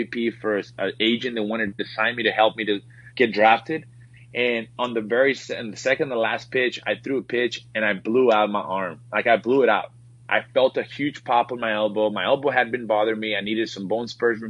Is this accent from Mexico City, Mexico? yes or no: no; Reynosa, Tamaulipas, Mexico; moved away; I grew up, born and raised in Mexico, small town in, Reynosa, Mexico, a border town.